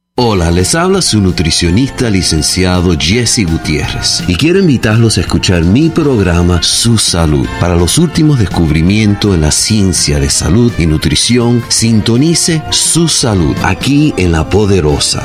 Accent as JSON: {"language": "Spanish", "town": "Vila Real de Santo António", "region": "Algarve", "country": "Portugal", "tie": "born or raised there", "also_born_or_lived": "Tavira, Portugal", "second_language": "Spanish", "said": "Yo nací en Portugal, en el sur de Portugal, una ciudad que está vira, pero es solamente donde nací. Yo siempre fui creado eh, en mi ciudad, una ciudad donde goberné, que se llama Villarreal de Sant Antonio"}